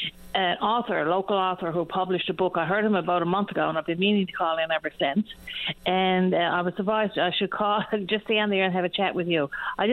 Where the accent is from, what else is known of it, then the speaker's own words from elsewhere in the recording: Witless Bay, Newfoundland and Labrador, Canada; also born or lived in Tors Cove; now in Ontario, Canada; I was living in Torscove last, but I'm from Whitless Bay.